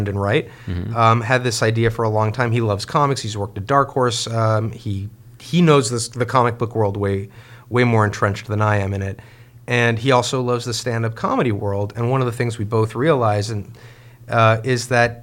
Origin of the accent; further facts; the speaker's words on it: Mexico; moved away; as a Jewish Mexican growing up in Mexico